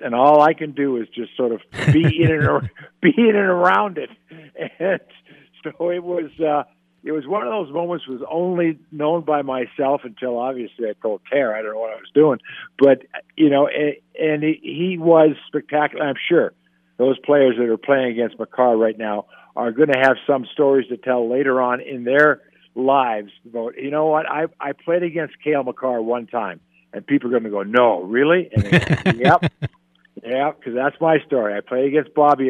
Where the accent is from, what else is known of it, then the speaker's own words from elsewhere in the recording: San Diego, California, United States; I grew up in San Diego